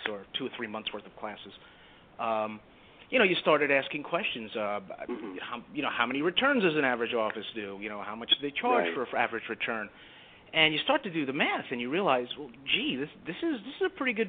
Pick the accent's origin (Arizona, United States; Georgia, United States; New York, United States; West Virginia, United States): New York, United States; New York City; also born or lived in Italy; I am a Brooklyn boy. I was born in Italy, but raised in Brooklyn, like a lot of Italians are